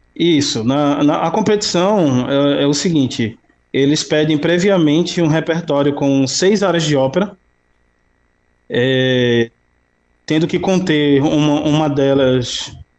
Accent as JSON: {"language": "Portuguese", "town": "Recife", "region": "Pernambuco", "country": "Brazil", "tie": "born or raised there", "said": "Eu nasci no, numa comunidade muito, muito pobre. A comunidade se chama eh, Mangueira, é, o, o bairro da Mangueira, né, que fica na, na zona oeste da, da cidade do Recife"}